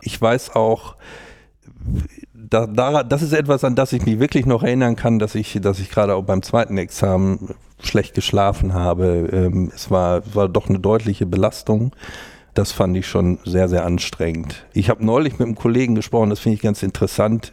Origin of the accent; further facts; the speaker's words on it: North Rhine-Westphalia, Germany; moved away as an adult; also born or lived in Jena; now in Hamburg, Germany; Ich komme ja aus Westfalen, mehr oder weniger vom, vom Dorf. Die nächstgrößere Stadt ist Bielefeld